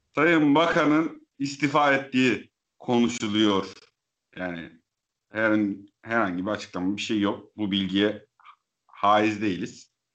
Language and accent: Turkish; Eastern Black Sea, Turkey